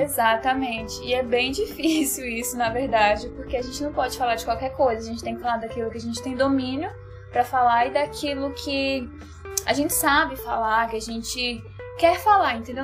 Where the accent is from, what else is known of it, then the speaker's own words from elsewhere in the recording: Brasília, Federal District, Brazil; eu sou de Brasília